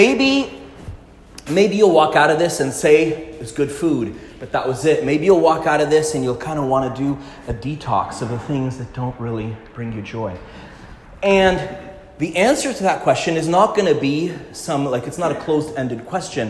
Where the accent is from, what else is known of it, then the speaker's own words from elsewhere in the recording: Montreal, Quebec, Canada; I grew up in Quebec, in Montreal